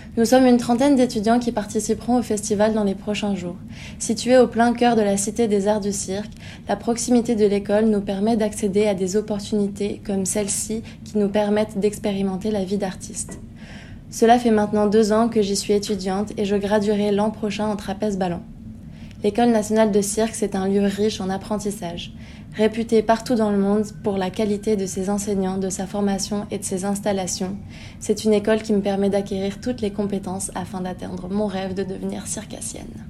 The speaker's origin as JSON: {"language": "French", "country": "France", "moved": "as an adult", "lives_now": "Montreal, Canada", "said": "je suis française"}